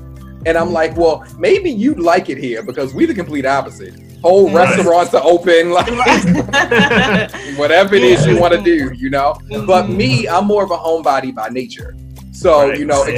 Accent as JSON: {"language": "English", "area": "Baltimore County", "region": "Maryland", "country": "United States", "tie": "born or raised there", "said": "Randallstown, my heart. I don't want to offend anybody on the west side. I understand where I was raised, but yes, I'm definitely all about Baltimore County all day long."}